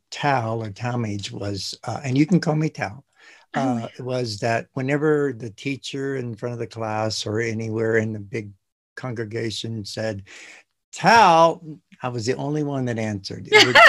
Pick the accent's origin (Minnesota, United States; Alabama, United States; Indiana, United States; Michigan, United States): Indiana, United States; now in New Mexico, United States; I'm from the Midwest in the United States too. Yeah, from Indiana.